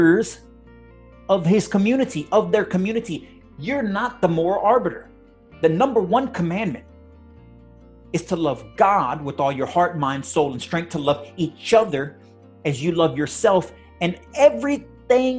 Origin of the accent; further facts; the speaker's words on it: United States; we as Christian Americans